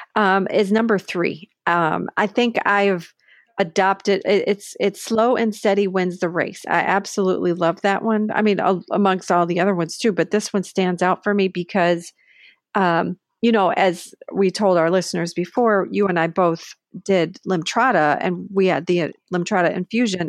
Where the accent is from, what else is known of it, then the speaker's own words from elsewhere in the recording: Buffalo, New York, United States; moved away; I grew up in Buffalo with cold weather.